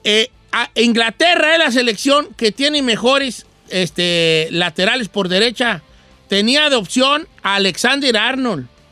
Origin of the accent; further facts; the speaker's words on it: Mexico; Nosotros como mexicanos